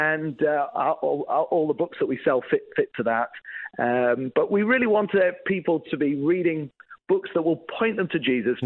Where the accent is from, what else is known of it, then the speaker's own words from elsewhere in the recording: England, United Kingdom; moved away as an adult; also born or lived in Northern Ireland; I grew up in England, was a youth pastor in Northern Ireland